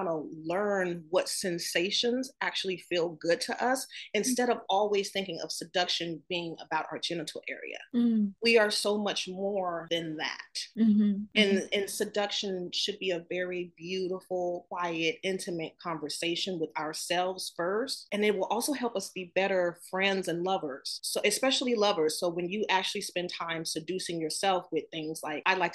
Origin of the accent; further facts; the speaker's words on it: the South, United States; Growing up in the South, being told that I was too dark